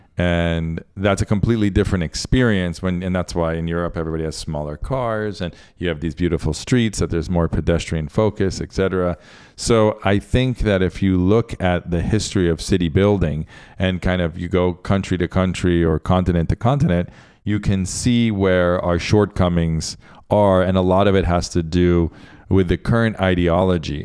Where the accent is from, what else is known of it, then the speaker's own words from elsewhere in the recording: Central Florida, United States; also born or lived in Argentina; now in Miami, United States; I grew up in Central Florida at the ashram